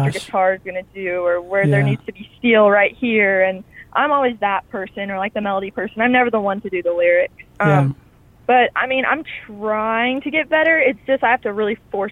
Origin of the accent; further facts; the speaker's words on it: Stanton, Kentucky, United States; also born or lived in Marion, Kentucky; we moved to Stanton, Kentucky. And that's where I remember most of my childhood was there.